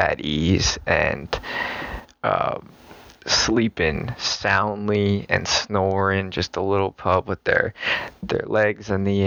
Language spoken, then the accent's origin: English; Virginia Beach, Virginia, United States; I'm from Virginia Beach